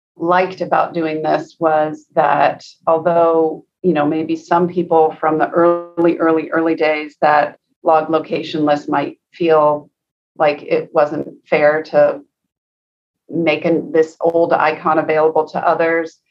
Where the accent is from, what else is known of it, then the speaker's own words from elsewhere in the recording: Seattle, Washington, United States; I grew up in Seattle